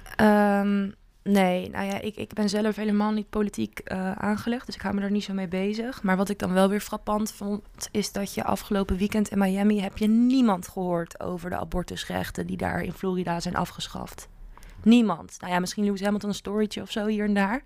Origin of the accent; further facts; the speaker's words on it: Netherlands; ik als Nederlander